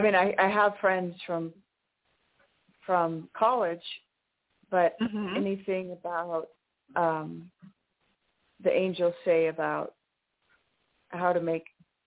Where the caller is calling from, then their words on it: New Mexico, United States; Hi, this is … in New Mexico.